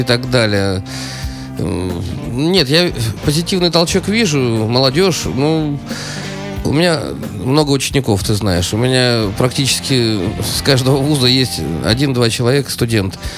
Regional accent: Saint Petersburg, Russia; я петербуржец

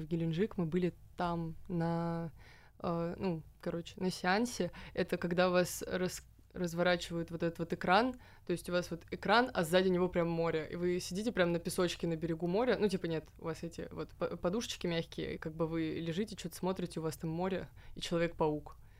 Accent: Moscow, Russia; мы и есть этот стереотип

